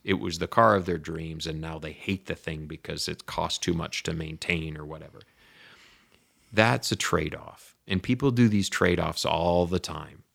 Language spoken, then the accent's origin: English; Lansing, Michigan, United States; I grew up in Lansing, Michigan